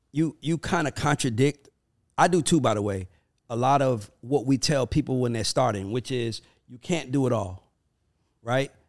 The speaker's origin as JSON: {"language": "English", "town": "Brooklyn", "region": "New York", "country": "United States", "said": "I'm from Brooklyn though. We get money when we want to get money."}